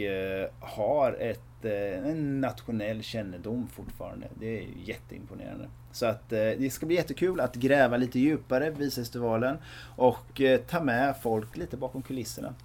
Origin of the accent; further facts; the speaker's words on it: Västervik, Kalmar County, Sweden; som är födda och uppvuxna i Västervik